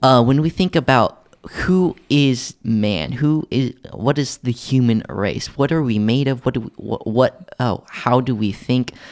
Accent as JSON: {"language": "English", "town": "Tulsa", "region": "Oklahoma", "country": "United States", "tie": "born or raised there", "moved": "yes", "said": "my hometown of Tulsa, Oklahoma"}